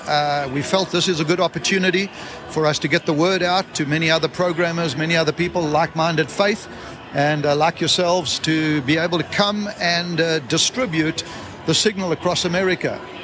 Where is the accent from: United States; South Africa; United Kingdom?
South Africa; I come from South Africa